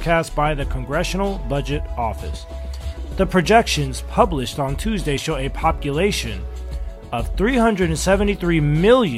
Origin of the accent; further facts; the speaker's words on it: Los Angeles, California, United States; also born or lived in China; I'm from Los Angeles